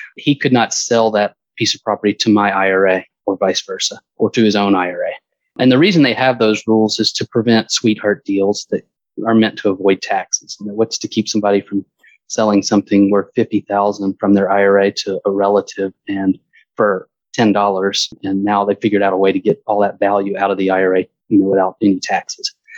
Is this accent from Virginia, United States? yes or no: no; Stone Mountain, Georgia, United States; moved away as an adult; also born or lived in Alabama / Fort Myers, Florida; now in Florida, United States; I grew up in Stone Mountain, Georgia, which is about 20 miles east of Atlanta.